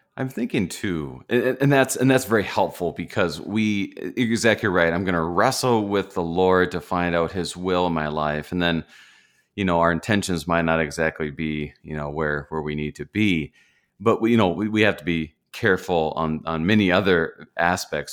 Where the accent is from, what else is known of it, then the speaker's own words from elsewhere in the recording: Minnesota, United States; I'm a Minnesotan